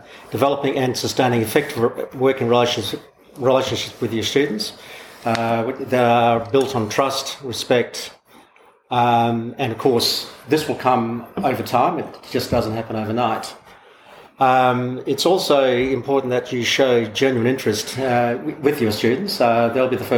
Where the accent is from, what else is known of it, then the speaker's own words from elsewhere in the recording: Broome, Western Australia, Australia; I hail from the town of Broome.